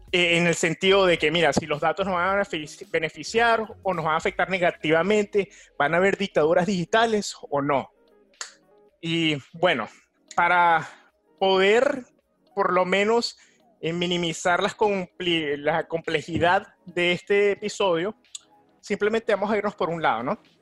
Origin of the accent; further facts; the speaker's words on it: Venezuela; now in New York, United States; de Venezuela